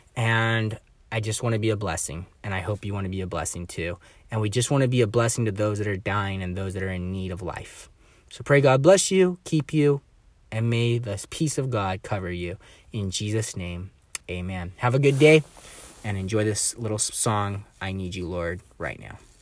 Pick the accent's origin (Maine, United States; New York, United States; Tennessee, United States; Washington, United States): Washington, United States; Bellingham; I was born and raised in Bellingham here